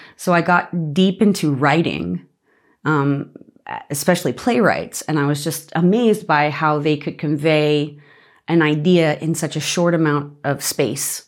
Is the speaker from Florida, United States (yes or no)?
no; Las Vegas, Nevada, United States; moved away as an adult; also born or lived in Boston; now in Australia; I, I grew up in Las Vegas